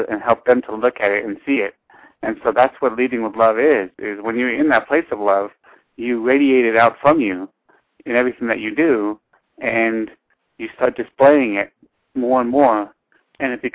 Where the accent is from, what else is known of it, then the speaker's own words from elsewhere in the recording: Los Angeles, California, United States; now in San Bernardino County, United States; I live in San Bernardino County, but I was born in Los Angeles.